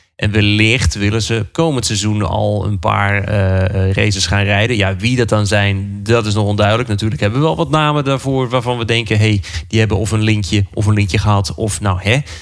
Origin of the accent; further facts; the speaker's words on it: Netherlands; wij als Nederlanders